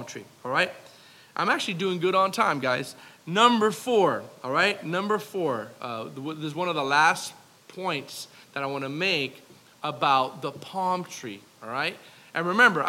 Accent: South Florida, United States; I'm from South Florida

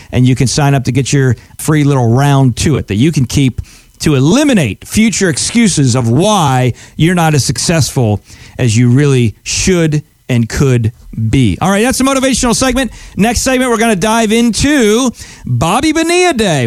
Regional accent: Pennsylvania, United States; I grew up in Pennsylvania

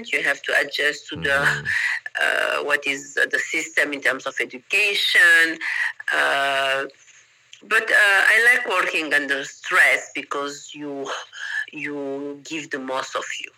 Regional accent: Managua, Nicaragua; English is a second language; moved away as an adult; also born or lived in Peru / New York / Vienna / New Jersey; now in Costa Rica; I come from Nicaragua. This is a small city, Managua, small population

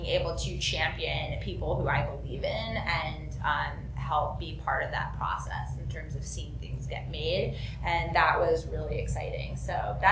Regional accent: New Jersey, United States; I'm from New Jersey

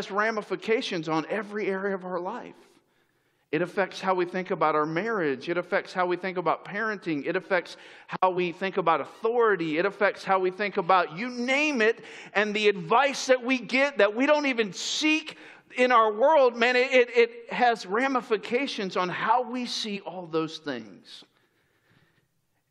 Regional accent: Florida, United States; moved away as an adult; also born or lived in upstate New York; I grew up in Florida

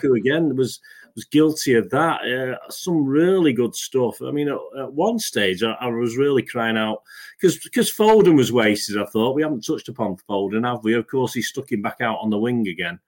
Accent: England, United Kingdom; I'm English. I'm British

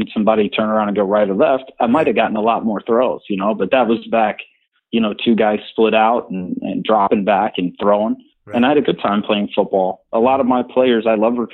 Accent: Orlando, Florida, United States; also born or lived in Birmingham; we moved to Orlando from Birmingham when I was 6 years old

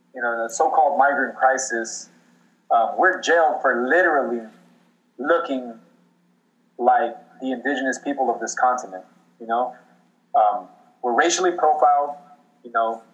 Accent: Inland Empire, California, United States; I'm from California. You know, this is where I grew up. I'm from the West Coast. Specifically, I'm from a, an area called the Inland Empire, uh, which is Riverside County and San Bernardino County.

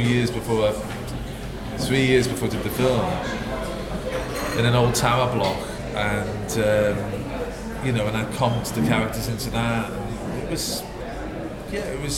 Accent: Liverpool, North West England, United Kingdom; where I grew up in Liverpool

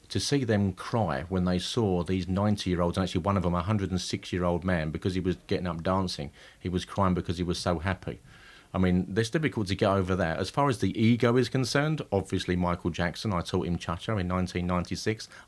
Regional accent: East of England, United Kingdom; I'm from Essex.

